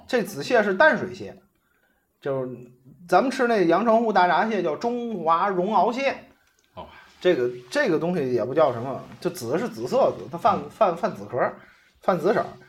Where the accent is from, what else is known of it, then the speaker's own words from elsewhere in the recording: Tianjin, China; 是是我们天津人